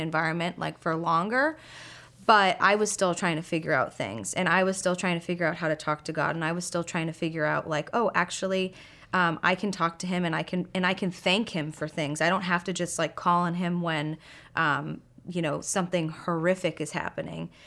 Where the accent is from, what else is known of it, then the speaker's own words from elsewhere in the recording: Boston, Massachusetts, United States; I am from Boston. Um, I grew up right outside the city